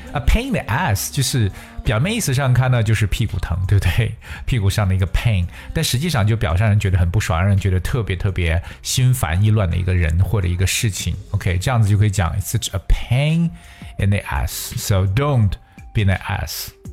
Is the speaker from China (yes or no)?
yes; China; 我们中国人